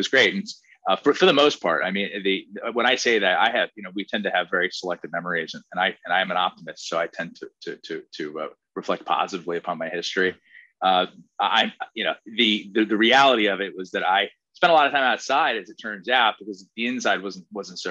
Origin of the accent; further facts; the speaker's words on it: Princeton Junction, New Jersey, United States; I grew up in a little town next to Princeton, New Jersey, called Princeton Junction